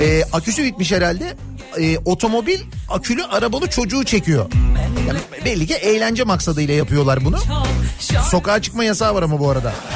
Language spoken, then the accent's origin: Turkish; Istanbul, Turkey; bir Koca Mustafa Paşalı ya da bir Samatyalı olarak, hani or bölgeyi bilen biri olarak